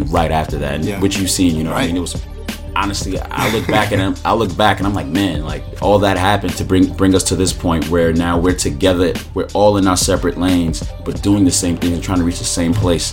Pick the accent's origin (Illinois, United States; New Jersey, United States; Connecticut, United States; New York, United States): New York, United States; New York City; also born or lived in Flatbush, Brooklyn; I ended up moving to Coney Island when I was 3.